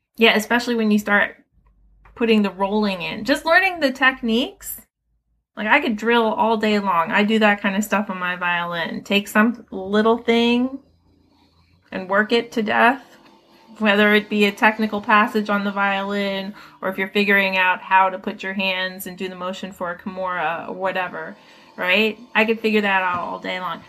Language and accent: English; Philadelphia, Pennsylvania, United States; I grew up right here in Philadelphia. I grew up in West Philly, actually, over by Penn and Drexel